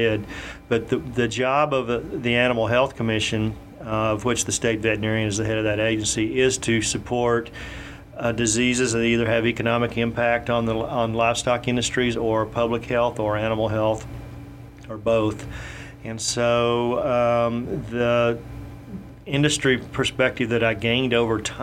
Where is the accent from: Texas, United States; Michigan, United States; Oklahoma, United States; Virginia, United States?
Texas, United States; Comanche; also born or lived in Richardson, Texas / Dallas, Texas; I was born and raised in Comanche, Texas, which is out west of Fort Worth, near Brownwood, south of Abilene, that area.